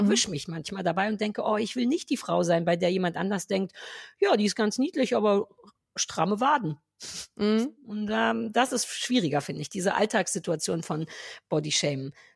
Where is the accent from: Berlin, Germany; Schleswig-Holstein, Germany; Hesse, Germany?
Berlin, Germany; wir Berliner